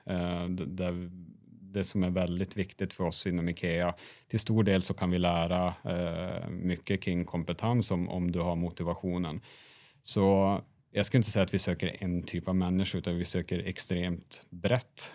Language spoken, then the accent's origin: Swedish; Sweden; moved away as an adult; also born or lived in Norway; now in Oslo, Norway; Ni hör att jag är svensk